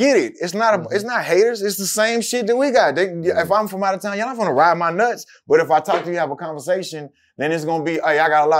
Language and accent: English; Houston, Texas, United States; I grew up in Houston.